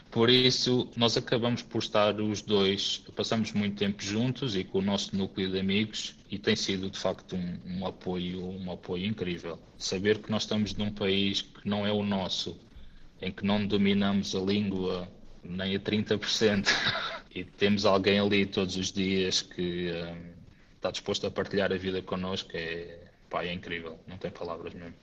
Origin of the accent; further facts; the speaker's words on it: Amora, Lisbon, Portugal; moved away as an adult; also born or lived in Faro; now in Espoo, Finland; Eu, na verdade, sou natural da Amora, sempre vivi e estudei na Margem Sul e em Lisboa